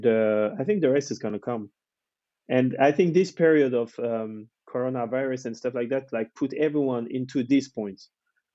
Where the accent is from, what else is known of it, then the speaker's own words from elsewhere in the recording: France; moved away as an adult; also born or lived in London; when I moved from France and I came back